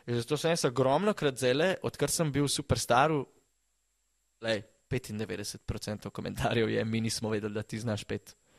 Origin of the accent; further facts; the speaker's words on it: Slovenia; ker sem iz Slovenije